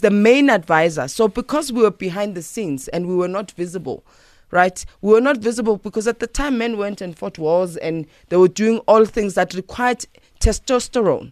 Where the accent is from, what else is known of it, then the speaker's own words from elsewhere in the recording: South Africa; as a South African